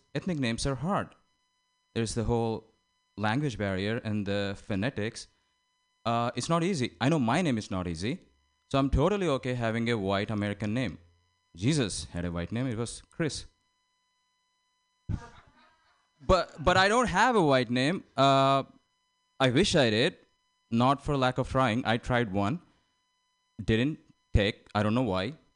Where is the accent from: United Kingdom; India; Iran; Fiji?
India; now in United States; I am the kind that came from India on a boat